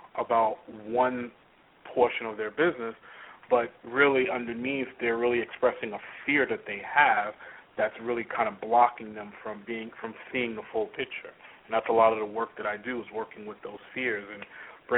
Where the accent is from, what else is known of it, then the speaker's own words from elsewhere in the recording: New York, United States; I was born and raised in New York, had the typical kind of New York experience growing up